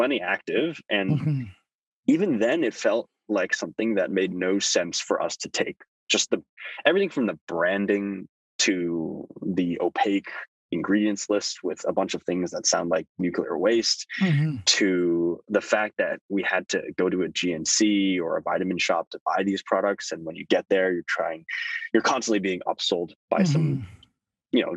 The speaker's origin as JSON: {"language": "English", "town": "Thousand Oaks", "region": "California", "country": "United States", "tie": "born or raised there", "also_born_or_lived": "Toronto, Canada", "said": "we moved to a little sleepy town called Thousand Oaks, north of Los Angeles. And that's where I grew up"}